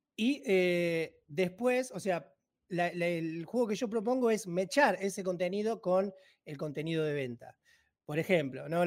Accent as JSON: {"language": "Spanish", "town": "Banfield", "region": "Buenos Aires Province", "country": "Argentina", "said": "yo soy empresario argentino, eh, tengo 40 años, soy de provincia de Buenos Aires."}